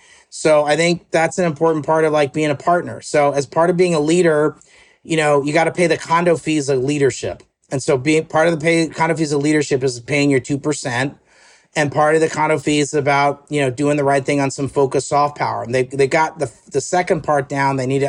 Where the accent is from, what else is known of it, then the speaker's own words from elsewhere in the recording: United States; as an American that knows Canada well